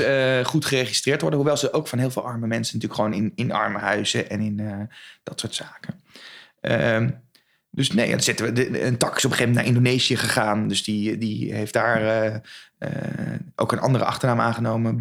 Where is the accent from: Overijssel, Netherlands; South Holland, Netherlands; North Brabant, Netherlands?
South Holland, Netherlands; Westland; moved away as an adult; also born or lived in Utrecht / Arnhem; now in Zwolle, Netherlands; ik kom oorspronkelijk uit Westland